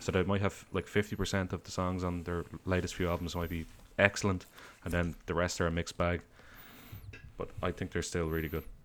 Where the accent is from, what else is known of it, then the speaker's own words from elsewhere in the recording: Ireland; I say film rather than movie, sorry, I'm Irish